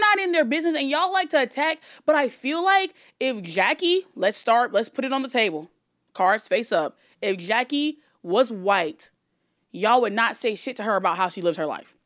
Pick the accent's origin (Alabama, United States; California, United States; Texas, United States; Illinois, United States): Alabama, United States; moved away; I grew up in Alabama and I went to, like, an all-white school